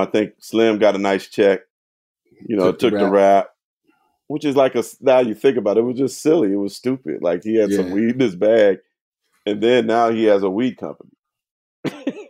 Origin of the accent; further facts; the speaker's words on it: the Bay Area, California, United States; also born or lived in New Orleans; I'm from the Bay